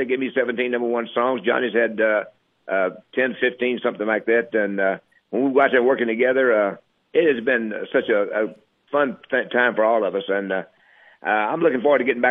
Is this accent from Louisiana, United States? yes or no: yes; Ferriday, Louisiana, United States; we grew up there in Faraday, Louisiana. We all three came out of that little small town